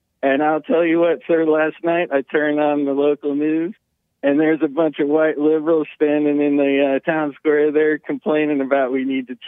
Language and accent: English; the South, United States; also born or lived in New York; I'm from the South myself.